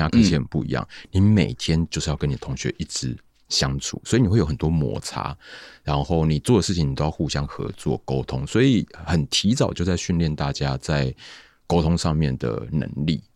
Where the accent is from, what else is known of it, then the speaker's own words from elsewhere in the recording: Tainan, Taiwan; 我是台南人